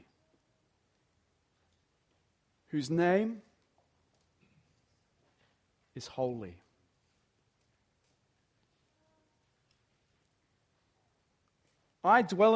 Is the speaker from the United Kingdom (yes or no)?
no; Dapto, New South Wales, Australia; moved away as an adult; also born or lived in Artarmon, Sydney; I grew up in Dapto, you know, in Dapto, not a lot happens in Dapto